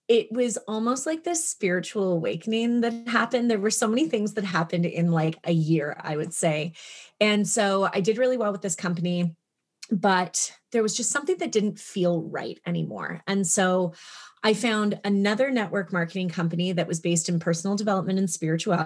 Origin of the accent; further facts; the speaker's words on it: Toronto, Ontario, Canada; moved away as an adult; also born or lived in British Columbia; I'm from Canada. I moved from Toronto to like the middle of nowhere, British Columbia, very close to Alaska